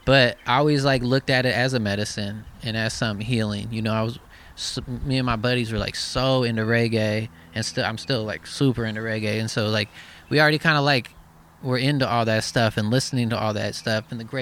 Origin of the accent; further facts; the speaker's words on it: Eugene, Oregon, United States; I'm from Eugene, Oregon